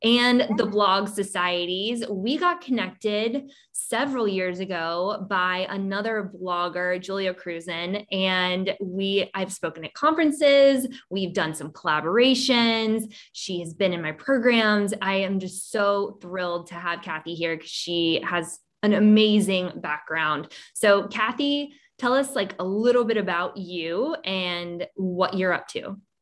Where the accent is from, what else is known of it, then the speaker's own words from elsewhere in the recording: Savannah, Georgia, United States; my hometown of Savannah, Georgia